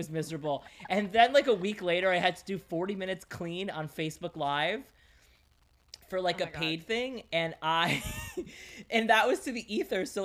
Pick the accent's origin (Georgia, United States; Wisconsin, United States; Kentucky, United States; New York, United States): New York, United States; New York City; first language Greek; English is a second language; I was born in Brooklyn. I was born in New York. I was born in Bay Ridge, which is a very Greek neighborhood